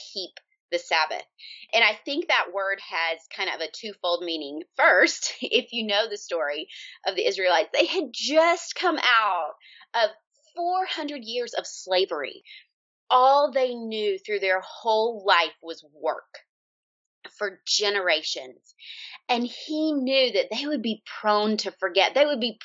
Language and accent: English; Georgia, United States; moved away as an adult; now in Omaha, United States; We are originally from Georgia. That's where I grew up